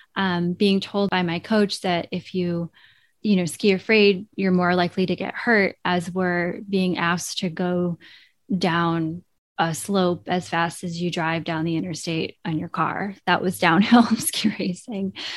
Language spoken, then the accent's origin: English; Vermont, United States; born or raised there